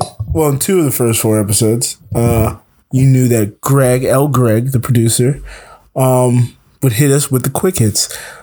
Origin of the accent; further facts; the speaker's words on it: South Florida, United States; now in Atlanta, United States; I'm from South Florida.